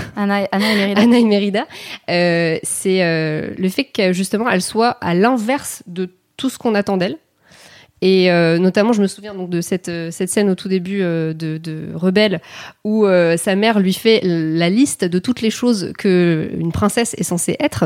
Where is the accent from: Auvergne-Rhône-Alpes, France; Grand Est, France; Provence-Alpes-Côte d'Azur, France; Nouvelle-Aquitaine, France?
Grand Est, France; Alsace; je suis alsacienne.